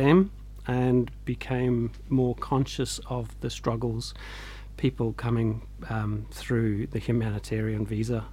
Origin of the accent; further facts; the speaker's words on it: Scotland, United Kingdom; born in Scotland, my dad liked the outdoors and always just took us up hiking in the Highlands or around the lochs and stuff.